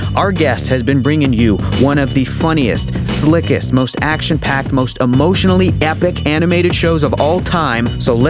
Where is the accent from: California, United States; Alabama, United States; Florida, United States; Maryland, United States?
California, United States; San Diego; I was born and raised in San Diego, California.